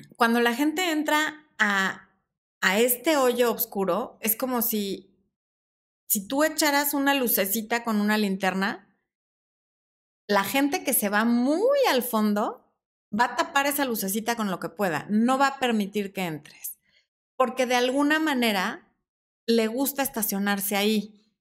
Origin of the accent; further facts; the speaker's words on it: Mexico; son 50 pesos mexicanos en mi país